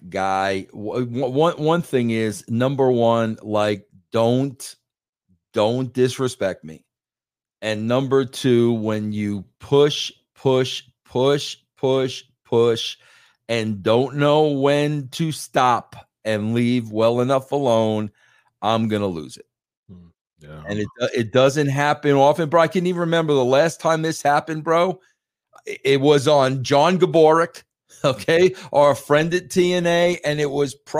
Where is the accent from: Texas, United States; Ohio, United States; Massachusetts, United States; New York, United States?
New York, United States; Long Island; moved away as an adult; now in Colorado, United States; I was born and raised on Long Island, New York. Okay, I have been living in Colorado for almost the last 15 years